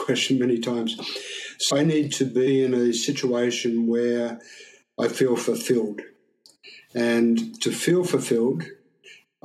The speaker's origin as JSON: {"language": "English", "country": "Australia", "moved": "yes", "lives_now": "Shanghai, China", "said": "being Australian"}